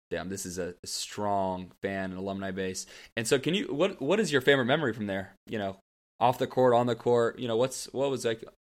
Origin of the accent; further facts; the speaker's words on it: Houston, Texas, United States; now in California, United States; I think I'm from Houston. I'm from Texas originally. So I know all about the Southern hospitality.